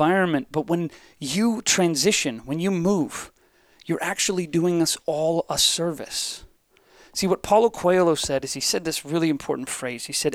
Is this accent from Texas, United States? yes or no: no; Ohio, United States; I am from Ohio